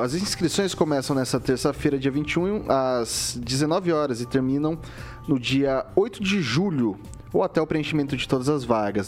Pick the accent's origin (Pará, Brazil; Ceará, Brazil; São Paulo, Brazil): São Paulo, Brazil; Jaboticabal; now in Maringá, Brazil; eu sou do interior de São Paulo, eu sou de uma cidadezinha bem pequenininha na região de Ribeirão Preto que se chama Jaboticabal.